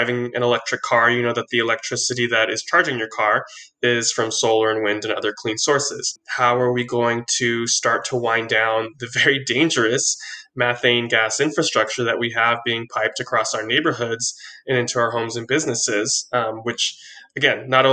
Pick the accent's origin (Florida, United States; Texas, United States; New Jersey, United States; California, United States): California, United States; Oceanside; I'm from Oceanside